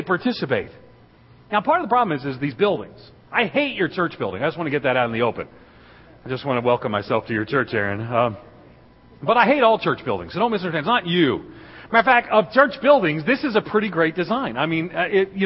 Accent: New York, United States; moved away as an adult; now in Middle Tennessee, United States; I was born and reared in New York, just outside of New York City

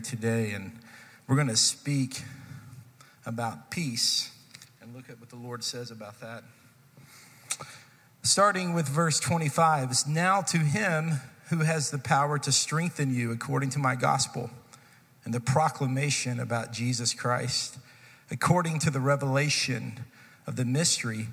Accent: Texas, United States; I grew up in Texas, and so we spent some time studying this in Texas history, seventh grade Texas history

